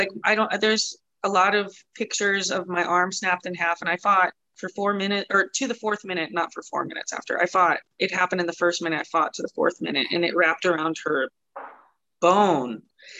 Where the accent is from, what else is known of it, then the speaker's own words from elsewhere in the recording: Taylor, North Dakota, United States; also born or lived in Dickinson / Denver; I like, grew up kind of in Taylor, but I was born in Dickinson. It's like 30-minute drive. Taylor Richardson area is where my dad farmed in North Dakota.